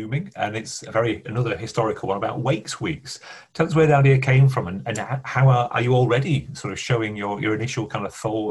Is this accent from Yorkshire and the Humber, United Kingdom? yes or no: yes; Bradford, Yorkshire and the Humber, United Kingdom; we grew up in Bradford